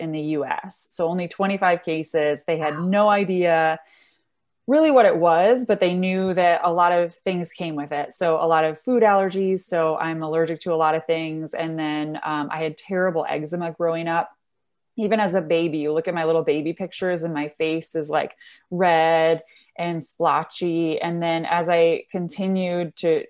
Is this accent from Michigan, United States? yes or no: yes; Michigan, United States; moved away as an adult; also born or lived in Dublin, Ireland / Washington, D.C.; born and raised in Michigan, moved around a lot.